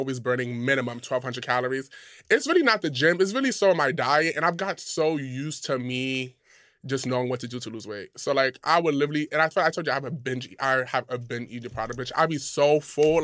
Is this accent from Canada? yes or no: no; Ghana; I'm Ghanaian